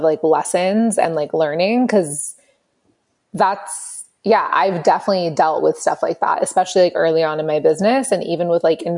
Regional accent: Los Angeles, California, United States; I grew up in Los Angeles

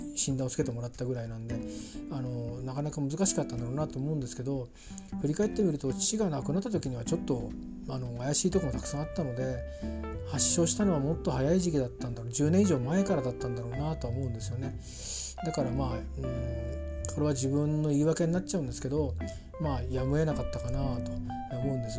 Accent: Kanto, Japan; 小さい頃から関東圏にいたもんですから

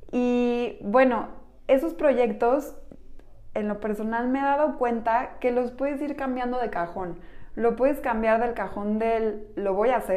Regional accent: Mexico; Somos mujeres mexicanas

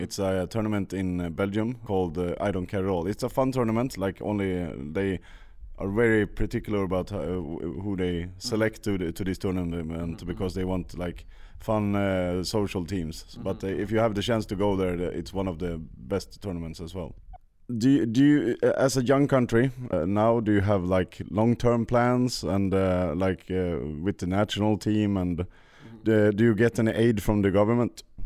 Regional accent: Sweden; I come from Sweden as well

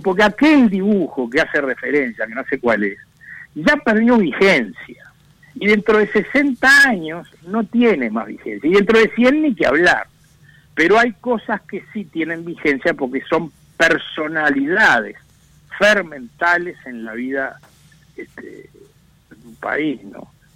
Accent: Uruguay

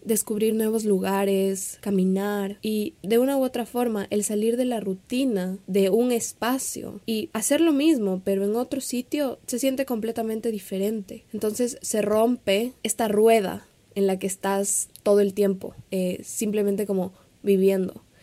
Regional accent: Ecuador; also born or lived in Quito / Miami; Yo soy de Ecuador, yo vivo en Quito, pero en este momento no me encuentro ahí

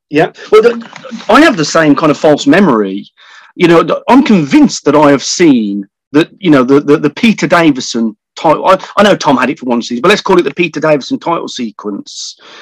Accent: France; from France

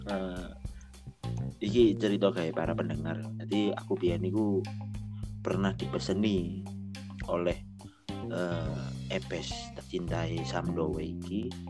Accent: Malang, East Java, Indonesia; di daerahku itu ono sedikit boso Jawa cuma eh kita ada sedikit perbedaan

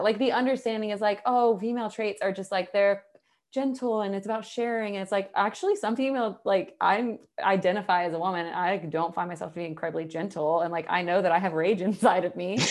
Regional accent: the South, United States; I'm from the South

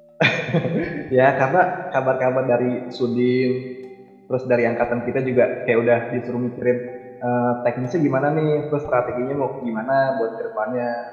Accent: Betawi, Jakarta, Indonesia; aku kan Betawi nih. Nah di lingkungan juga kan kebanyakan Betawi

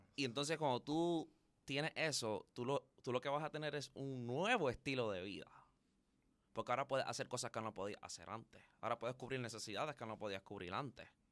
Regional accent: Carolina, Puerto Rico; yo vengo de la tierra de los gigantes, Carolina en la casa

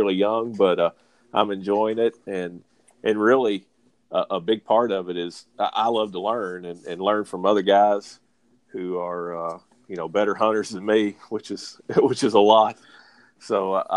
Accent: Kentucky, United States; moved away as an adult; now in Georgia, United States; I'm originally from Kentucky

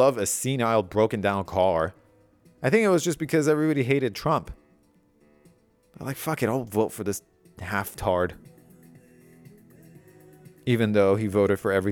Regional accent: Iran; moved away; I grew up in Iran.

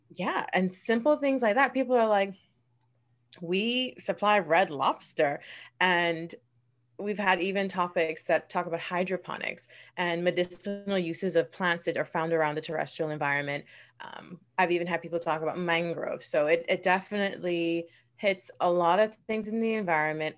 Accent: Bahamas; born in the Bahamas and raised in this beautiful country

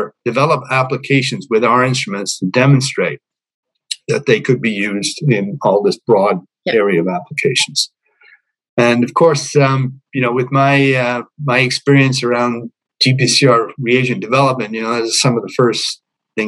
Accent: Montreal, Quebec, Canada; moved away as an adult; also born or lived in United Kingdom / British Columbia; I grew up in Montreal. Personally, at least, I did around 3 years of elementary school and 2 years of secondary school there.

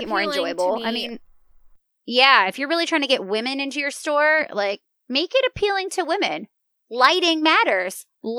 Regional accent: Virginia, United States; moved away; also born or lived in Germany; I grew up in Virginia, or at least I, like, mm-hmm. came of age in Virginia, if you will, like, high school.

